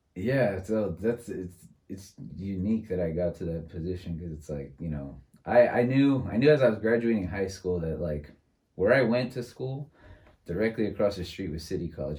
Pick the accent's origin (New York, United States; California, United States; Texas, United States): California, United States; San Francisco; I was born and raised in San Francisco